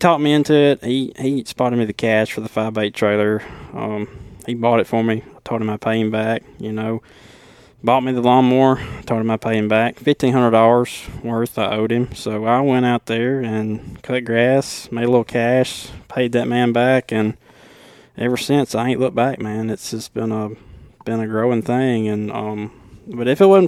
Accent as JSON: {"language": "English", "town": "Killen", "region": "Alabama", "country": "United States", "accent": "deep southern, Alabama accent", "said": "I'm from Bama"}